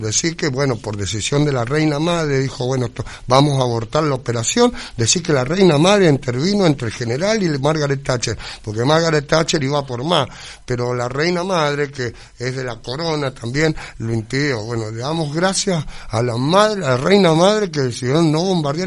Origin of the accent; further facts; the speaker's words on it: Argentina; yo soy argentino